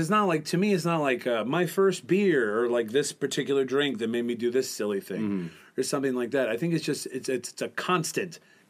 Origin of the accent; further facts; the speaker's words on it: Michigan, United States; Well, I grew up in Michigan.